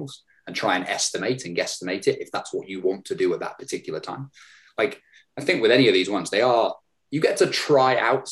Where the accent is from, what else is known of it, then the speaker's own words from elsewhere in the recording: United Kingdom; growing up in Britain